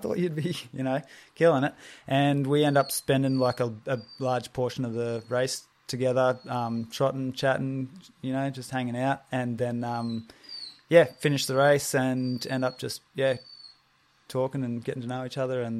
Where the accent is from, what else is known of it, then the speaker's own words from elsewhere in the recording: Mackay, Queensland, Australia; also born or lived in Brisbane; Okay, so I grew up in and around Mackay and then early 20s moved to Brizzy.